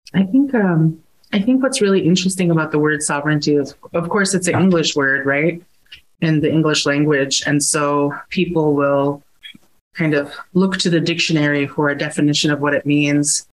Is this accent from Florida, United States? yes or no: no; Alaska village, United States; I was born and raised in my village of Tikhwan